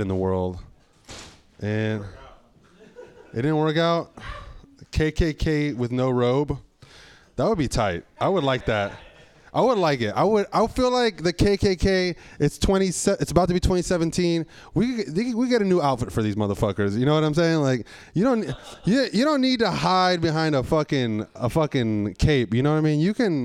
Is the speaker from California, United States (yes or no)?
yes; San Francisco, California, United States; I grew up in San Francisco when that shit was killing people